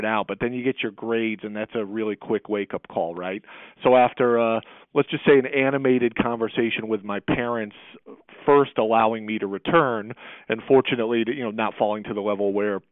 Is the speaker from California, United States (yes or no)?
no; Bristol, Connecticut, United States; also born or lived in Syracuse, New York; I was raised wonderfully by loving parents and a great family, a community here in Central Connecticut